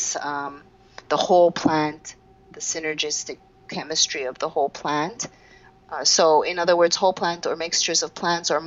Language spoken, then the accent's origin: English; Montreal, Quebec, Canada; I'm from Montreal, Canada, I'm 45